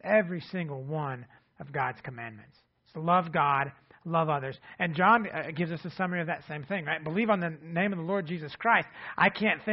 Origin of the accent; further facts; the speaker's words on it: Ohio, United States; now in Ada, United States; our hometown where Jennifer and I grew up in Ohio